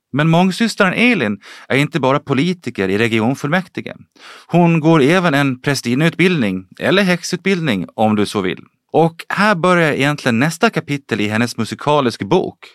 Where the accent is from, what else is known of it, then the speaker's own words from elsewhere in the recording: Gotland, Sweden; som vi gotlänningar säger